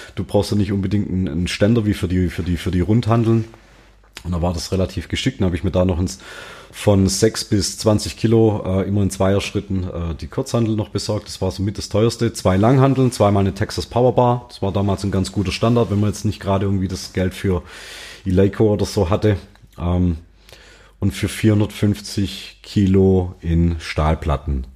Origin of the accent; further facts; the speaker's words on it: near Tübingen, Baden-Württemberg, Germany; komme ich aus der Nähe von Tübingen